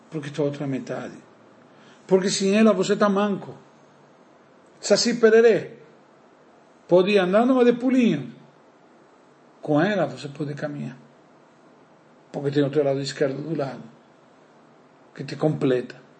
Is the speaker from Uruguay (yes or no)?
yes; Uruguay; now in Brazil; eu sou uruguaio